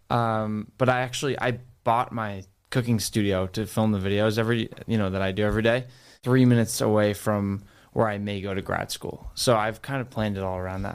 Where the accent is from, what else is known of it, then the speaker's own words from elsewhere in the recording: Rhode Island, United States; moved away as an adult; now in Boston, United States; I grew up in Rhode Island.